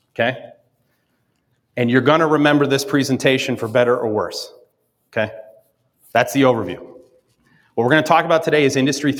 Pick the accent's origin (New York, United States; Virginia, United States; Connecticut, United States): New York, United States; upstate; also born or lived in Dallas, Texas; I grew up in upstate New York in the 1980s. I'm from Dallas, was born in Dallas, moved to New York in the 1982.